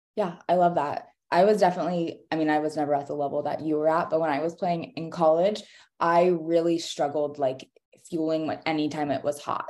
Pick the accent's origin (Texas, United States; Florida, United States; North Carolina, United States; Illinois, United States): North Carolina, United States; growing up in North Carolina